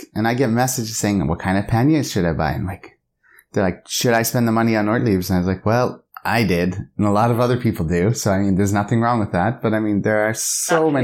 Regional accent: Canada; for Canadians

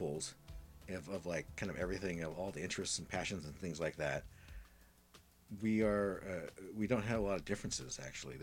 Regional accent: Midwest, United States; growing up in the Midwest

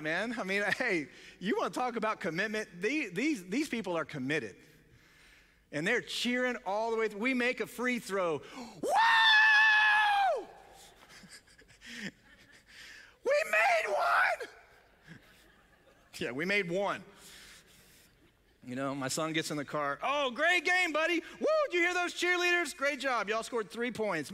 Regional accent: Ohio, United States; we're from Ohio, we're north of the Mason-Dixon line

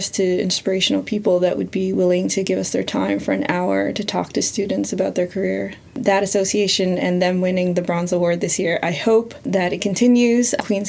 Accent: Philippines; also born or lived in Canada; growing up in Canada and growing up in the Philippines

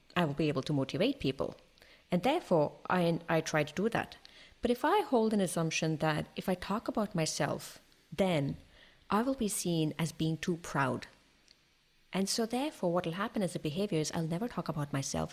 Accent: India; now in Toulouse, France; I'm Indian. I live in France, in Toulouse, in the southwest of France.

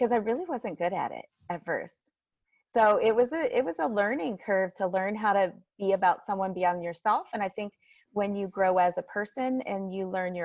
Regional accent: Massillon, Ohio, United States; I'm from Massillon, Ohio, which is just a tiny town about an hour south of Cleveland, Ohio

